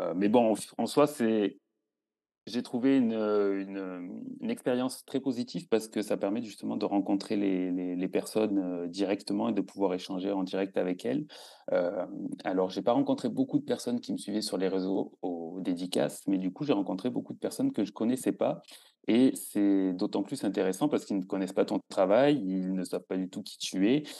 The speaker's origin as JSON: {"language": "French", "region": "southern France", "country": "France", "tie": "born or raised there", "moved": "as an adult", "lives_now": "Switzerland", "said": "je suis originaire du sud de la France"}